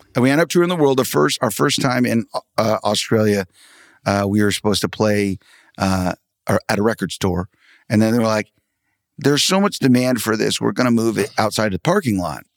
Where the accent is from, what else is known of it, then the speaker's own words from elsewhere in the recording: Tulsa, Oklahoma, United States; I'm from Tulsa, Oklahoma